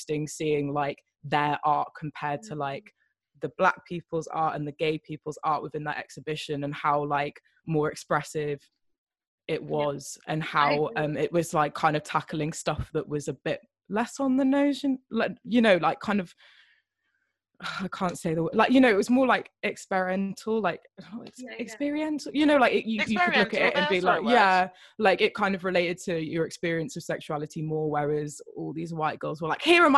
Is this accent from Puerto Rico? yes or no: no; United Kingdom; accent: English southern; first language Welsh; English is a second language; my first language is Welsh, but like I have the, like, my parents are English speaking, so I have a very like English southern accent